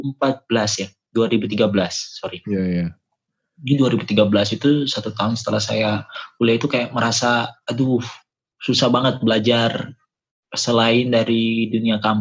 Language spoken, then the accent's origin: Indonesian; Ambon, Maluku, Indonesia; moved away as an adult; now in Makassar, Indonesia; karena sekarang sekarang kan saya stay-nya di Makassar tapi saya itu sebenarnya bukan asli Makassar, saya tulen dari Ambon Maluku.